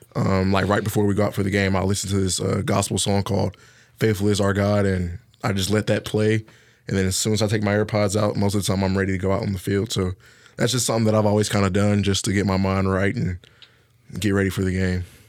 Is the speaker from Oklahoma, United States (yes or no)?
no; Harvest, Alabama, United States; moved away; I'm from Harvest, Alabama